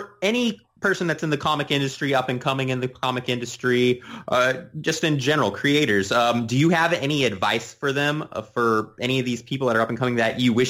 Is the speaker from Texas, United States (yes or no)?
yes; Dallas, Texas, United States; I'm actually from the Dallas area.